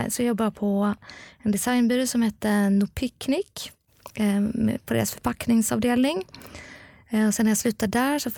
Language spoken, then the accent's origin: Swedish; Gothenburg, Västra Götaland, Sweden; also born or lived in Lund; Ja, jag är uppvuxen i Göteborg, precis.